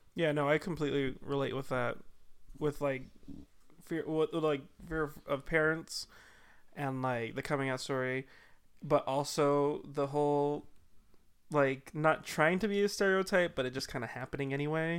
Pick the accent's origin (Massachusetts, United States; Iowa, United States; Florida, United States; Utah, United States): Utah, United States; Salt Lake City; I was not, in fact, born into Haiti. I was born in Salt Lake.